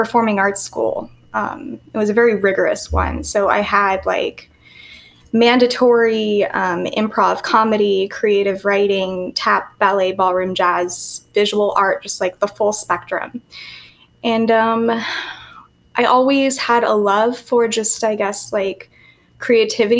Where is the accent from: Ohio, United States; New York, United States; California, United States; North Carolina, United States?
California, United States; San Francisco Bay Area; moved away as an adult; now in Miami Beach, United States; I live in Miami Beach. I'm from the Bay Area, San Francisco Bay Area. Went to school in San Francisco